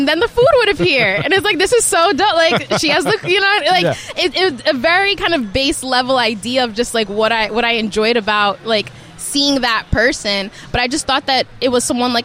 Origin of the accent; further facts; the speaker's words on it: New York, United States; now in Miami, United States; growing up in New York